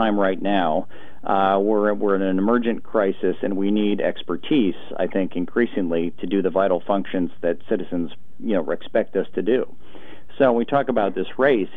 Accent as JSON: {"language": "English", "town": "Portland", "region": "Oregon", "country": "United States", "tie": "born or raised there"}